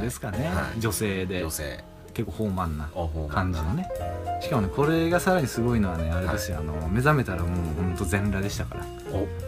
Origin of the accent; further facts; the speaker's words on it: Hokkaido, Japan; 僕はあの北海道出身ですから、まあ、寒さには強いんですけどね暑さにめちゃくちゃ弱いですから